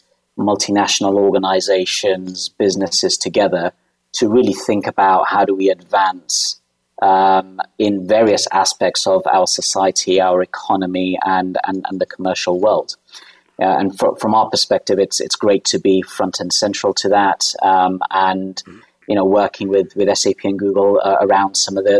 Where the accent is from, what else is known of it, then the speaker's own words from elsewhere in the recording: United Kingdom; moved away as an adult; now in Dubai, United Arab Emirates; You can probably tell from my accent, though, I'm from the UK, born and bred